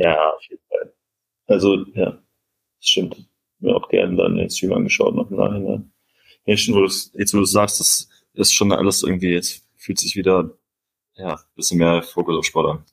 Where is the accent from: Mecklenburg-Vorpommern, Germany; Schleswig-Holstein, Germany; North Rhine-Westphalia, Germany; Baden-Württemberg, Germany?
North Rhine-Westphalia, Germany; Cologne; als Kölner für mich